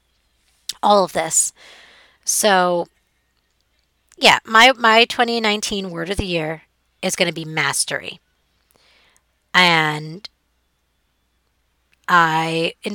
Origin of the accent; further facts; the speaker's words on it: New York City, New York, United States; it's New York City. It's my hometown